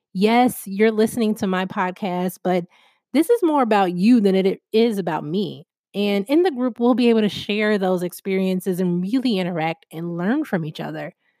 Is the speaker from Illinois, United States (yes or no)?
yes; Chicago, Illinois, United States; I'm from Chicago